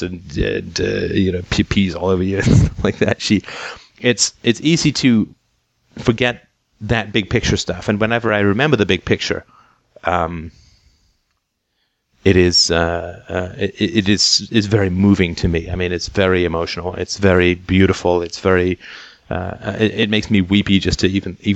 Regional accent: England, United Kingdom; growing up in England

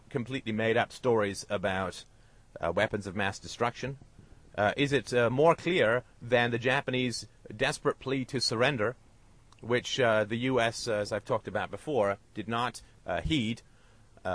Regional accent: United Kingdom; I'm British

